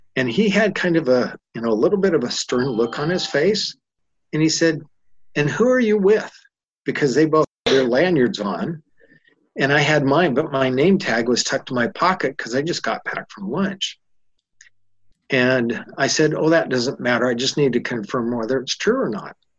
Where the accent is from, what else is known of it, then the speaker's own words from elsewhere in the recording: California, United States; I'm from California. I'm in Utah.